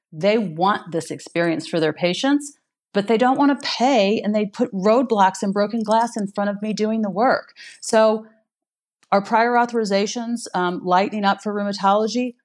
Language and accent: English; Missouri, United States; my home state here in Missouri